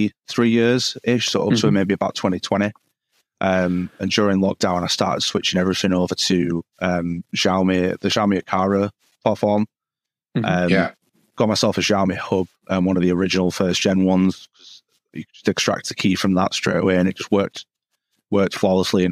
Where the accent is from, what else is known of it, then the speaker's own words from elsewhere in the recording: Halifax, Yorkshire and the Humber, United Kingdom; I'm from the UK, a small town in Yorkshire called Halifax